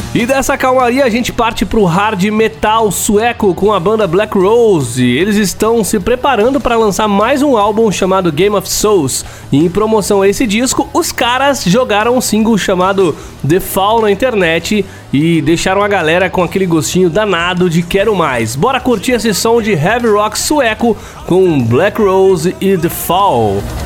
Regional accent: São Paulo, Brazil; Lá de São Paulo, minha terra

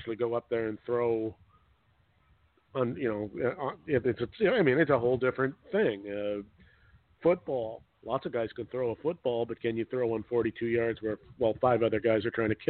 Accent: Canada; Being a Canadian

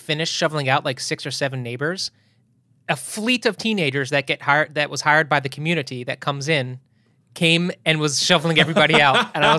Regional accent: East Coast, United States; I think it goes back to growing up on the East Coast

